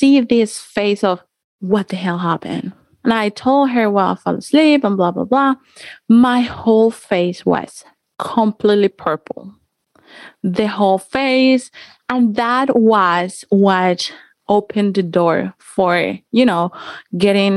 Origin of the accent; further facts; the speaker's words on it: Cali, Valle del Cauca, Colombia; I grew up in Colombia. I'm from Colombia, from Cali